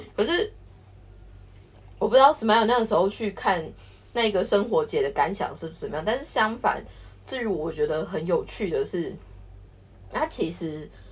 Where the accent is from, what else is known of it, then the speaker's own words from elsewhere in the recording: Taiwan; now in Japan; 我们台湾人